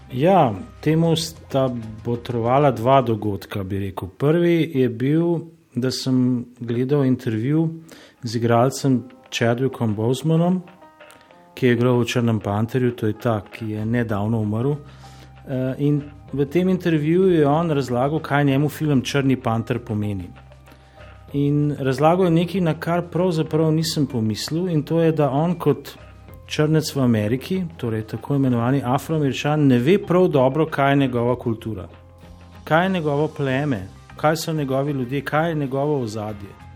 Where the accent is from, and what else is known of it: Slovenia